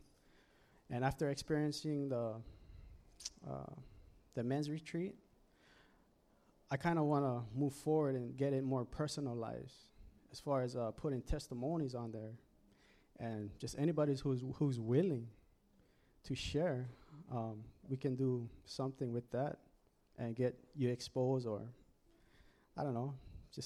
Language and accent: English; Oahu, Hawaii, United States; moved away as an adult; I'm actually from Oahu, moved up here in 2008